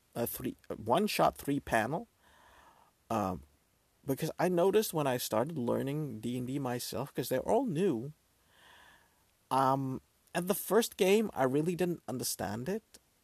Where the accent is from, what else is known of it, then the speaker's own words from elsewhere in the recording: Netherlands; I'm from the Netherlands, so we celebrate the second day of Christmas